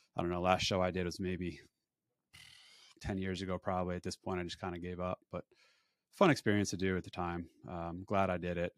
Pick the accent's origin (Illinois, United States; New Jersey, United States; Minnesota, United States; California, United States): New Jersey, United States; Woodbridge; I was born and raised in Woodbridge, New Jersey, about ten minutes away from where I live now